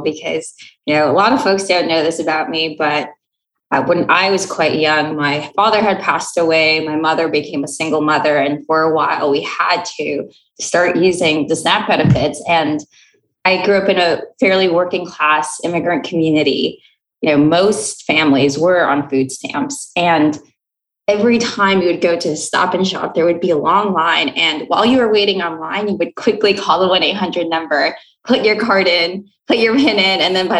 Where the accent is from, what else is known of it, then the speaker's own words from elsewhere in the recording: New York City, New York, United States; working class immigrant communities like the one that I grew up with in Queens, New York.